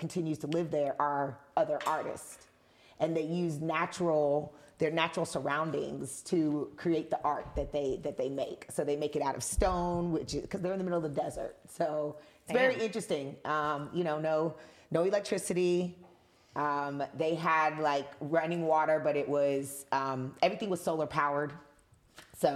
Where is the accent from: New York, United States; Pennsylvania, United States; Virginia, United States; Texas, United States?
New York, United States; New York City; I am first generation American. So my mother's from Trinidad and my father's from Dominica. And I was born here in New York City in the United States.